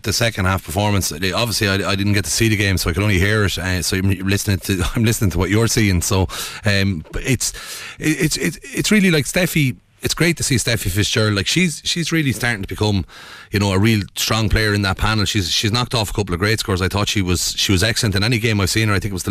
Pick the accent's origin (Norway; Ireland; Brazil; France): Ireland; all us Irish people have a little bit of a sore spot for Warren Gatland